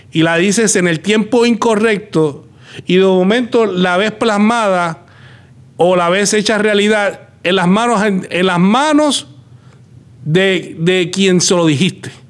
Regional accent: Puerto Rico; now in United States; Tuvimos que salir de Puerto Rico, llegar acá a Estados Unidos y acá comenzar.

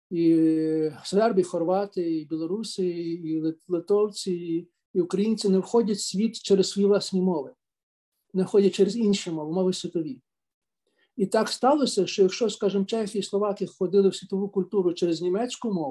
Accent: Galicia, Ukraine; Я знаю, хто в моїй родині першим назвав українцем, хоча я сам з Галичини.

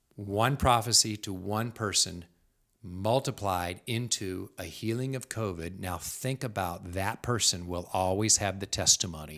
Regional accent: United States; as an American

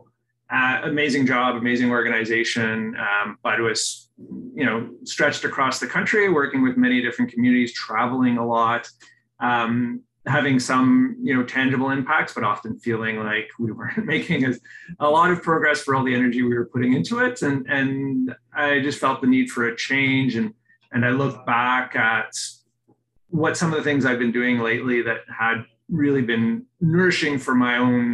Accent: Oakville, Ontario, Canada; my hometown of Oakville

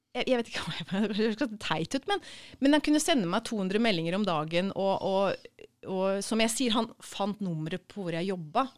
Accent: Sarpsborg, Østfold, Norway; moved away as an adult; also born or lived in Trondheim / Copenhagen; jeg er født i Sarpsborg

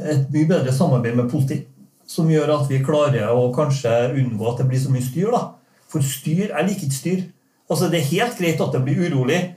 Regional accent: Norway; Jeg er jo norsk

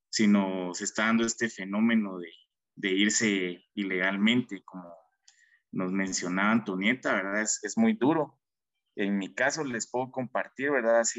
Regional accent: Guatemala; Como sociedad, como guatemaltecos, como jóvenes

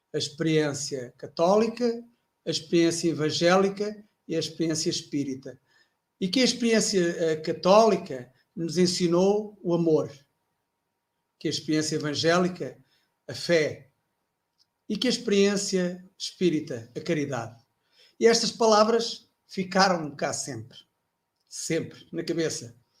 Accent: Castelo Branco, Centro, Portugal; Eu nasci em Castelo Branco

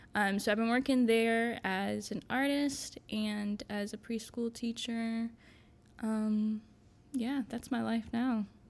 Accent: Winston-Salem, North Carolina, United States; also born or lived in New York / Wilmington, North Carolina; I'm originally from New York, um, but I moved here when I was pretty young, um, and I've moved, I live in Winston, um, pretty much my whole childhood

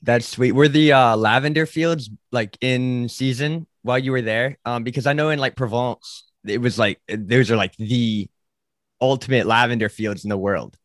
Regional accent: Charleston, South Carolina, United States; also born or lived in Florida; I grew up in Charleston

